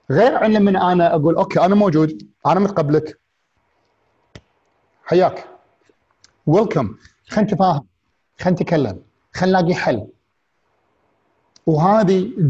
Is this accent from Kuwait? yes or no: yes; Kuwait; also born or lived in England; لما رجعت من انجلترا انا عشت فتره حياتي في انجلترا ولما رديت كنت وايد قاعد لما رجعت الكويت كنت قاعد احاتي اروح لانجلترا مره ثانيه